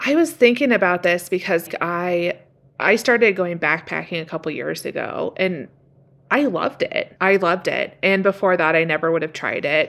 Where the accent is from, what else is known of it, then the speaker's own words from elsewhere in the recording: Washington, United States; growing up in Washington